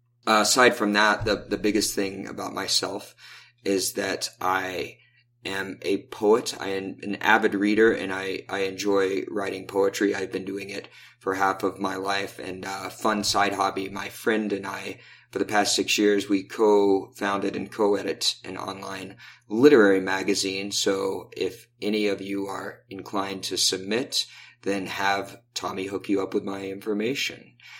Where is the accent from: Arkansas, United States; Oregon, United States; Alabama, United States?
Arkansas, United States; Little Rock; All right. Well, I am originally from Little Rock, Arkansas, though you may be fooled by my accent or perhaps lack thereof.